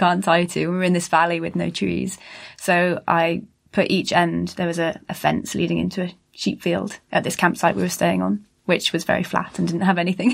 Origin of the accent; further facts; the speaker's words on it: Bristol, South West England, United Kingdom; I'm from Bristol